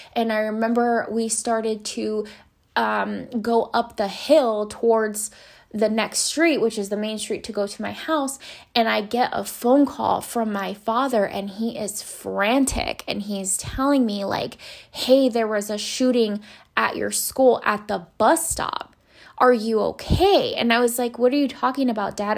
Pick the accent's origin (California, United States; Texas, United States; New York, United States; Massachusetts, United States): California, United States; Los Angeles; I grew up in Boyle Heights in East Los Angeles, California.